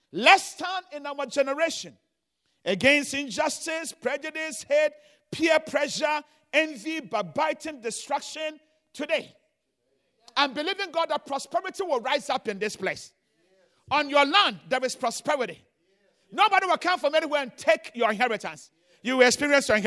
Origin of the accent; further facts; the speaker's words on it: Ghana; moved away as an adult; also born or lived in Chicago; now in United States; I came from Ghana.